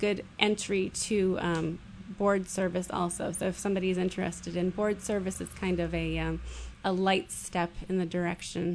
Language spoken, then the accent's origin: English; Nashua, New Hampshire, United States; I was born and raised in Nashua.